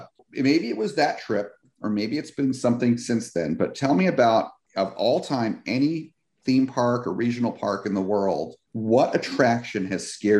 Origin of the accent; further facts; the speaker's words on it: New Jersey, United States; moved away as an adult; also born or lived in California; now in Florida, United States; I've lived here in Florida for 3 years. I've spent a lot of time at Disney. I grew up going to Disney World. Because I grew up in New Jersey, I was the East Coast